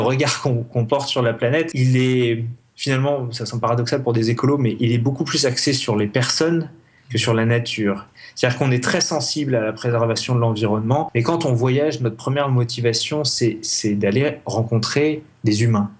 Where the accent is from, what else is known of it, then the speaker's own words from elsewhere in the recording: Grenoble, Auvergne-Rhône-Alpes, France; chez nous à Grenoble